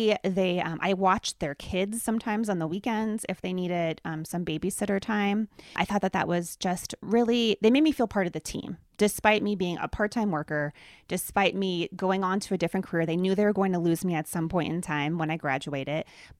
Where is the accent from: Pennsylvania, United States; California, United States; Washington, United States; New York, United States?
Pennsylvania, United States; I grew up in Pennsylvania, Dave grew up in Nebraska.